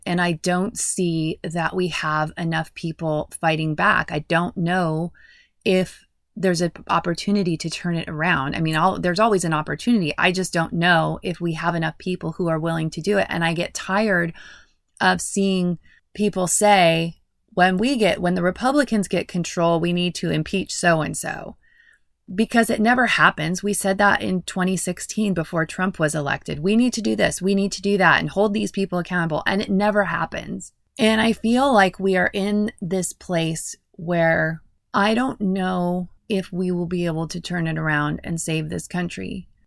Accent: United States

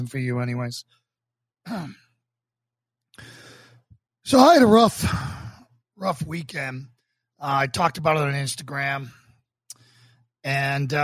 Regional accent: Boston, Massachusetts, United States; also born or lived in New York; as a Boston police officer in my hometown.

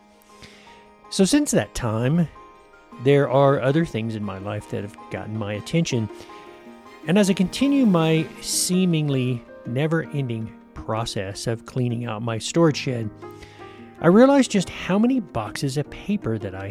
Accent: United States; my home country, the U.S.

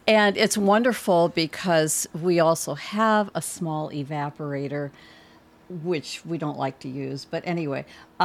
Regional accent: Wisconsin, United States; now in Highland County, Virginia, United States; I'm from Wisconsin originally

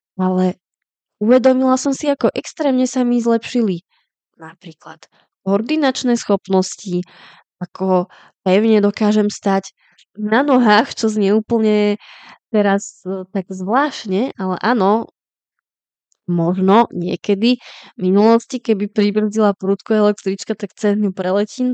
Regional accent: Slovakia; now in Czech Republic; u nás na Slovensku

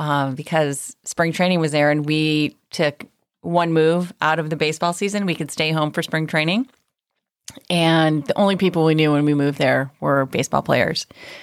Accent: Chicago, Illinois, United States; I'm from Chicago.

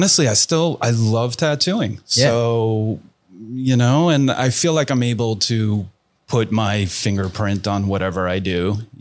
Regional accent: New York, United States; I started tattooing in New York. I'm from New York.

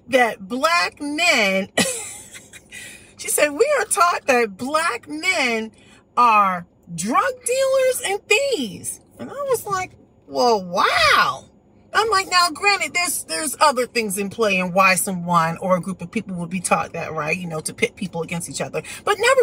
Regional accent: United States; I was born here in the United States.

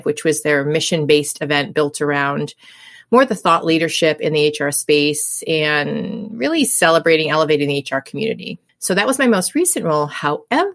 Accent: New England, United States; I'm born and raised in New England. I've been here my whole life.

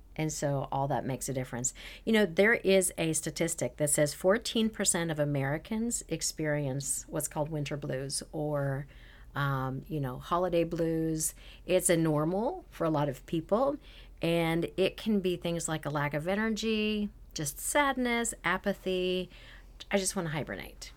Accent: Canada; moved away; I'm originally from Canada

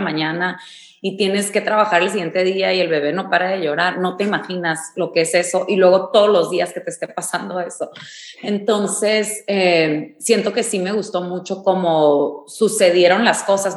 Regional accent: Mexicali, Baja California, Mexico; yo crecí en Mexicali

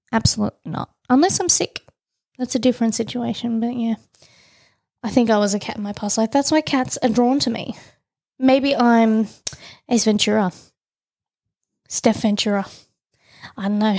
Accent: Tasmania, Australia; I'm from Tassie

